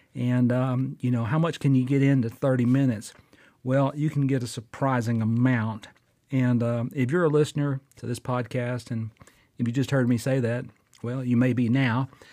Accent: Fort Payne, Alabama, United States; recording right here in my hometown of Fort Payne, Alabama

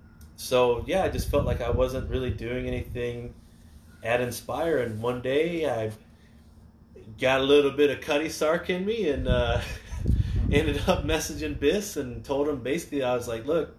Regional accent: Florida, United States; I grew up in Florida

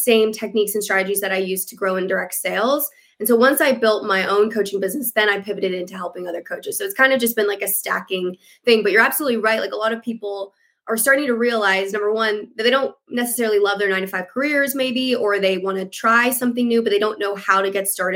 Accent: Vancouver, British Columbia, Canada; also born or lived in United States; I'm from Vancouver, Canada. I am born and raised in Canada, but I've lived all over the States as well in a past life when I was a dancer.

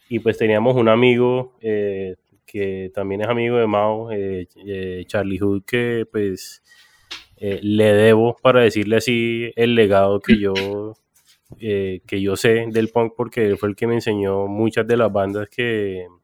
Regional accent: Cartagena, Bolívar, Colombia; also born or lived in United States; yo vengo de, de, Cartagena, o sea, yo, yo nací en Estados Unidos, pero me, fui para Cartagena muy joven.

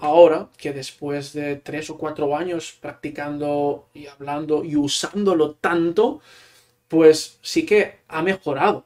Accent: a small town in Barcelona province, Catalonia, Spain; first language Catalan; Spanish is a second language; moved away as an adult; now in Utrecht, Netherlands; soy de un pequeño pueblo de Barcelona

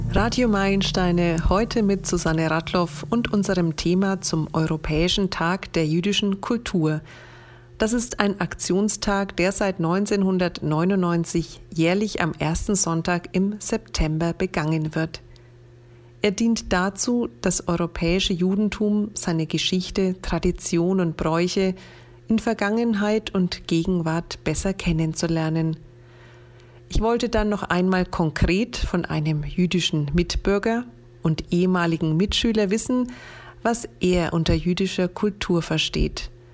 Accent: Franconia, Bavaria, Germany; meine Heimat, mein Franken

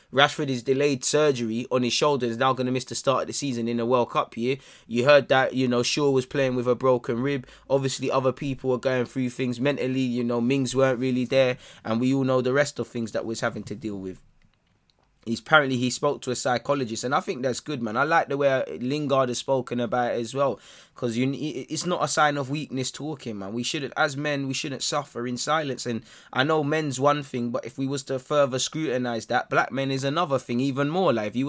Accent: Brazil; Man, I'm from Brazil. Life is not, you know, big up Brazil, but life is not sunshine and rainbows and ice cream.

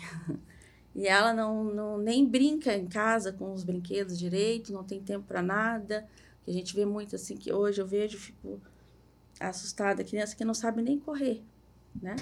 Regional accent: Minas Gerais, Brazil; moved away as an adult; also born or lived in Curitiba; now in Balneário Camboriú, Brazil; moro aqui, sou mineira

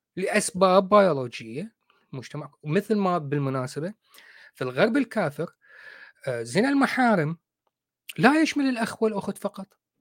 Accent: Iraq

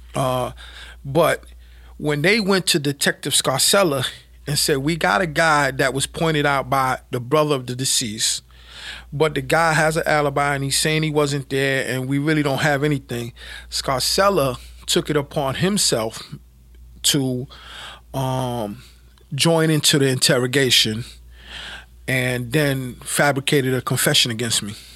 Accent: New York City, New York, United States; I was, uh, born and raised in Brooklyn, lived, um, most of my earlier life in, uh, Brownsville and Bedford Stuyvesant areas of, uh, Brooklyn.

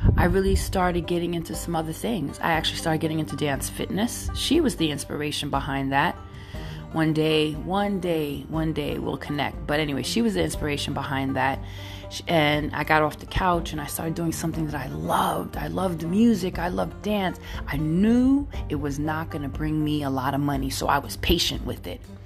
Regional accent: New York City, New York, United States; also born or lived in San Francisco Bay Area; now in San Francisco, United States; I'm Brooklyn all day, but I live in the Bay Area

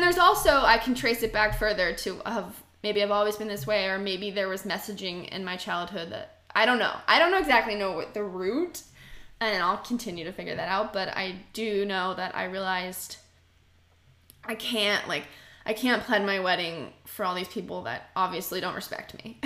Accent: Marietta, Georgia, United States; I'm from Marietta, East Cobb

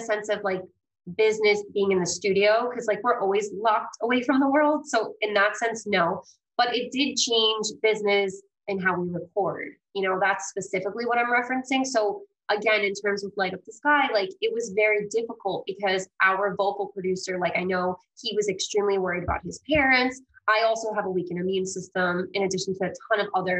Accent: New York, United States; also born or lived in Greece; I'm originally from Greece, but I was adopted as a baby and I was raised Italian in New York

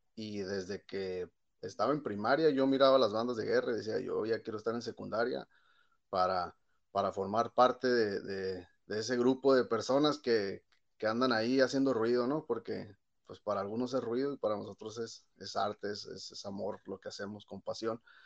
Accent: Ensenada, Baja California, Mexico; yo soy nacido aquí en Ensenada, California, y aquí aprendí a tocar desde, pues desde la secundaria

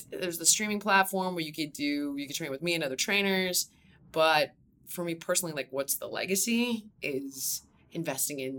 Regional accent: Los Angeles, California, United States; also born or lived in Malibu; I actually grew up in the valley. Okay. So, um, for anybody that is not from California, it's the bridge and tunnel of Los Angeles. Uh, I'm from there

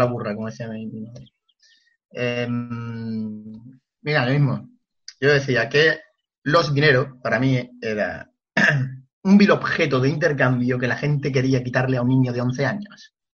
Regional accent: La Palma del Condado, Andalusia, Spain; en mi pueblo, que es La Palma del Condado

